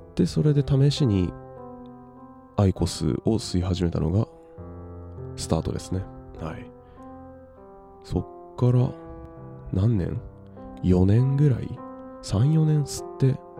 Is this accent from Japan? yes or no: yes; Japan; この日本に生まれて地球に生まれて